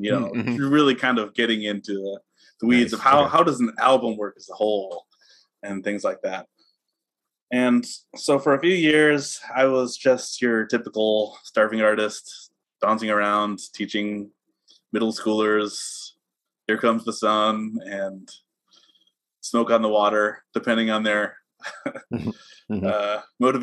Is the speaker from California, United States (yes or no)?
yes; Southern California, United States; I grew up mostly in Southern California